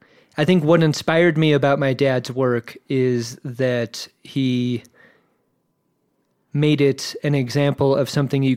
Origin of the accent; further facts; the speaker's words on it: Virginia Beach, Virginia, United States; also born or lived in Southern California; Moved across country to Virginia Beach.